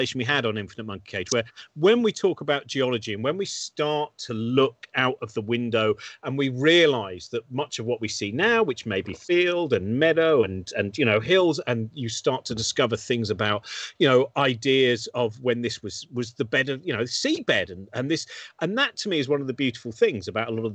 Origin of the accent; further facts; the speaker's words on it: United Kingdom; I was brought up in the Chilterns